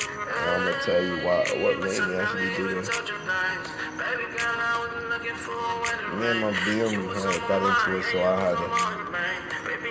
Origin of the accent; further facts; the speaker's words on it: Miami, Florida, United States; when you're from a city that has a lot of rappers in it, like I'm from Miami.